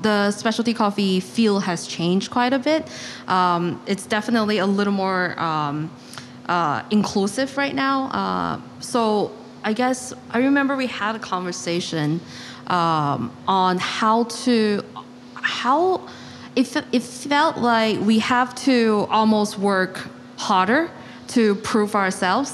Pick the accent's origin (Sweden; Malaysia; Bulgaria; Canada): Malaysia; now in New York, United States; I am also born and raised in Malaysia.